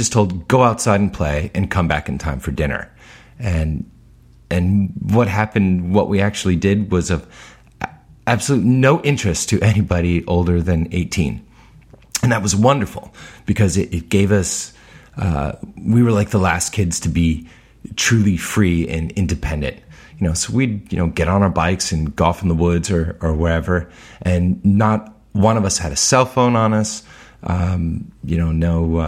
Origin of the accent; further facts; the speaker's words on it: Newark, Delaware, United States; also born or lived in Chicago, Illinois / Elkton, Maryland; Moved to Newark, Delaware. And I stayed in the Newark, Delaware, Elkton, Maryland area up until graduating high school.